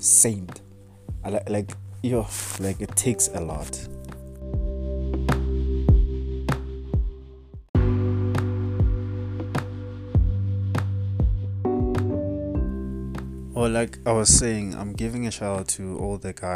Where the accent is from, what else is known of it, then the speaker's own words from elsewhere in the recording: South Africa; as a South African